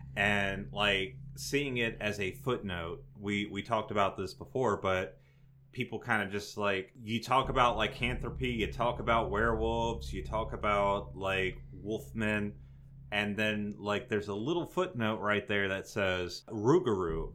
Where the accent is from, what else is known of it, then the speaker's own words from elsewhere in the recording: North Louisiana, United States; Louisiana boys